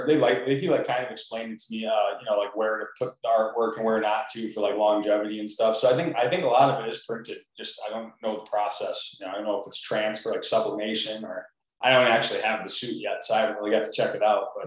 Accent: Clarkston, Michigan, United States; now in Waterford, United States; I live in Waterford now, but I grew up in Clarkston. I went to Clarkston High School.

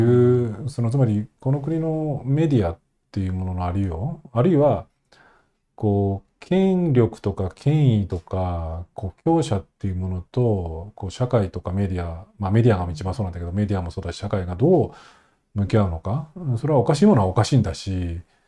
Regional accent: Nagano, Japan; 僕長野出身で

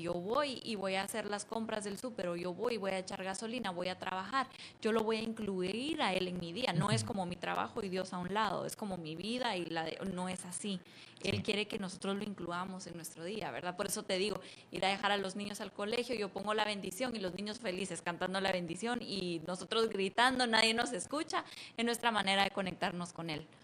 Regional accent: Antigua Guatemala, Sacatepéquez, Guatemala; moved away as an adult; now in United States; Yo nací en Antigua y me mudé a Estados Unidos a los 20, 21.

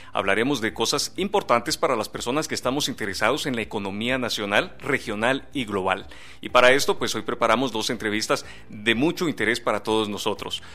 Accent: Guatemala

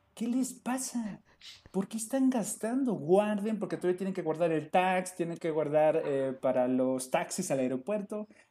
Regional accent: Mexico; somos mexicanos

